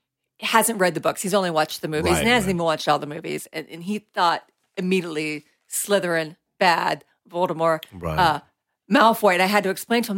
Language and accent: English; Florida, United States; moved away; I'm from Florida